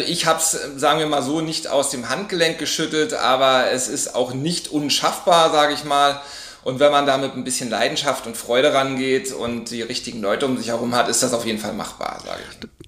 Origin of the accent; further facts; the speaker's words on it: Berlin, Germany; also born or lived in Hamburg; ich bin Berliner, habe damals aber in Hamburg gelebt und gearbeitet